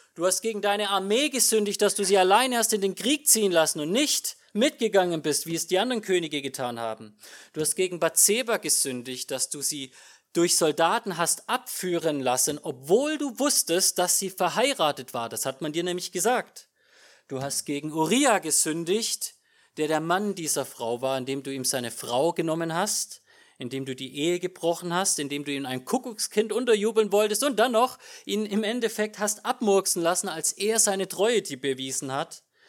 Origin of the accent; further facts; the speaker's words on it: Germany; als Deutscher